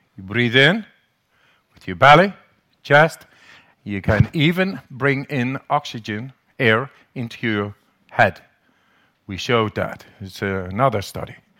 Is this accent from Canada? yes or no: no; Netherlands; English is a second language; They call me the German. I'm the crazy Dutchman, man. Must be my accent in the, in the, in English